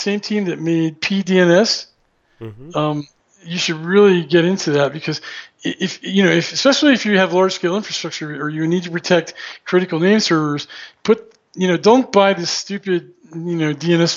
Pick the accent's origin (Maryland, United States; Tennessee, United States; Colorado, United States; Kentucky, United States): Maryland, United States; moved away; it was a W3 prefix because I was from Maryland